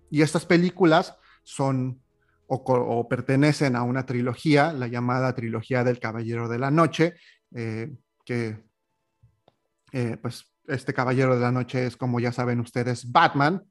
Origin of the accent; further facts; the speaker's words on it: Mexico; moved away as an adult; now in Montreal, Canada; lejos de tierras mexicanas de donde soy originario